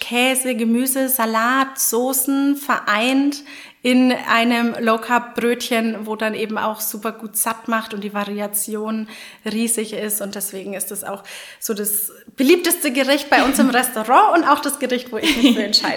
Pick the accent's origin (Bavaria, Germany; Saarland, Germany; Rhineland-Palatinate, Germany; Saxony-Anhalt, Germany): Bavaria, Germany; Franconia; Als Fränkin